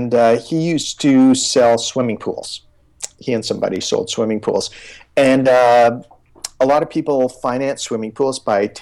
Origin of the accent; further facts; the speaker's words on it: Canada; I'm from Canada